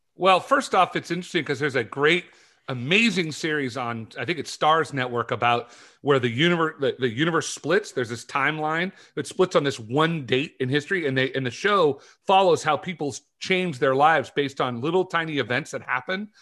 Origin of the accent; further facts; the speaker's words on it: California, United States; moved away; I grew up in California